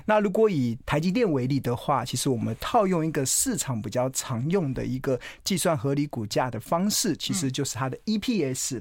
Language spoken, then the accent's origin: Chinese; Taiwan; 我一定是跟台湾同道一命